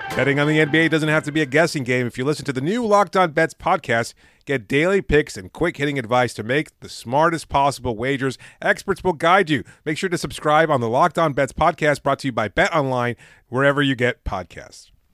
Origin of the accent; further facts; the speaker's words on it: Miami, Florida, United States; I'm from Miami